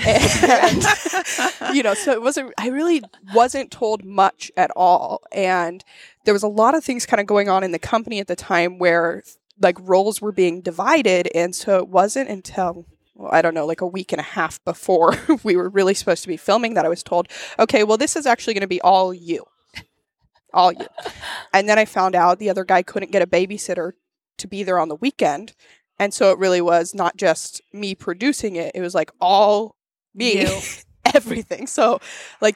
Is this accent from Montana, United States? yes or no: yes; Montana, United States; growing up in Montana